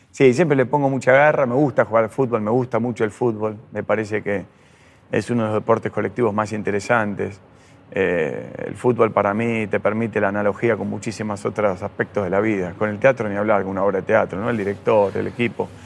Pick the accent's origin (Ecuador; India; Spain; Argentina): Argentina; Adrogué, Buenos Aires Province; yo soy de José Mármol y Adroé de esa zona